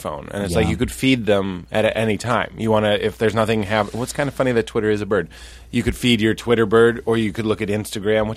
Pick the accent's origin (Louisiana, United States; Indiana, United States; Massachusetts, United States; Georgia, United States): Massachusetts, United States; Boston; I grew up in Boston.